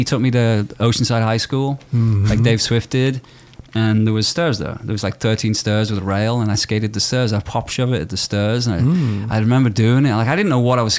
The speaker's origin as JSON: {"language": "English", "town": "Liverpool", "region": "North West England", "country": "United Kingdom", "tie": "born or raised there", "moved": "yes", "said": "I grew up in Liverpool"}